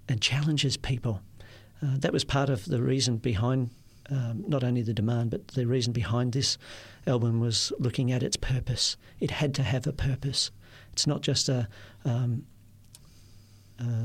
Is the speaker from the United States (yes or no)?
no; Perth, Western Australia, Australia; I said, oh, Perth, Western Australia